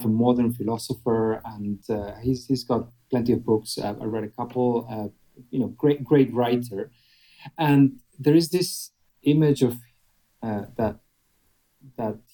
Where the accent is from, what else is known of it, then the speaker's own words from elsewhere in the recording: Argentina; moved away as an adult; also born or lived in Germany / India / Brazil / Bahrain; now in Dubai, United Arab Emirates; I was born in Argentina. Grew up in Argentina, went to Germany for my education